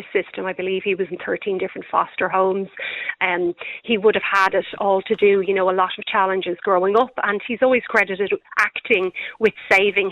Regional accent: Ireland; as Irish people, we like to claim everything

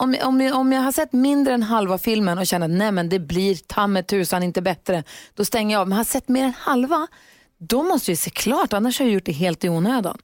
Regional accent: Luleå, Norrbotten County, Sweden; moved away; jag är ju från Luleå, det är väl samma sak. För, förr ja. så kunde man aldrig gå Storgatan fram utan att träffa kompisar, stallkompisar, skolkompisar, folk

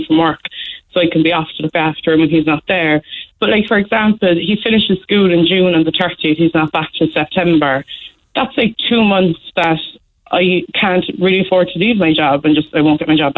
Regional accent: Ireland; But I feel like I'm Irish. I'm working all my life.

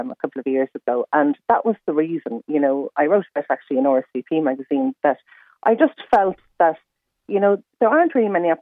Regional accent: Ireland; we're Irish

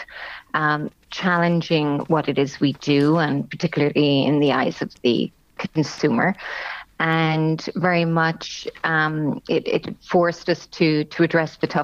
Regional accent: Cork, Munster, Ireland; moved away as an adult; also born or lived in Germany; I was born and raised in Cork, and indeed did my education also in Cork with a BCom from UCC

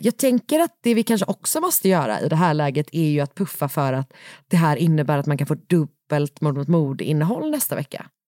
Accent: Gothenburg, Västra Götaland, Sweden; moved away; från min hemstad

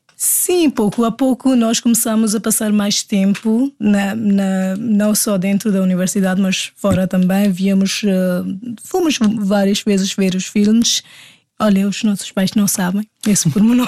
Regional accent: Delhi, India; Portuguese is a second language; moved away as an adult; now in Portugal; eu sou indiana. Eu sou da Delhi, Índia.

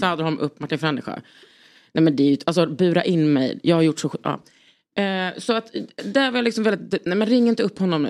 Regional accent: Lund, Skåne, Sweden; jag är från Lund

